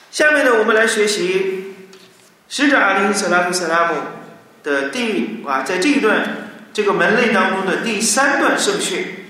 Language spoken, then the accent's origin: Chinese; China; 我们中国人